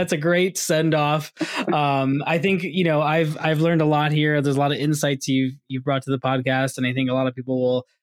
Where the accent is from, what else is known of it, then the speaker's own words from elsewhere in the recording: Boston, Massachusetts, United States; I'm from Boston